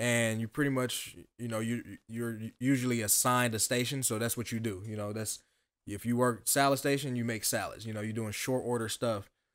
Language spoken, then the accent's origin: English; Dayton, Ohio, United States; born and raised in Dayton, um, uptown Jefferson, to be exact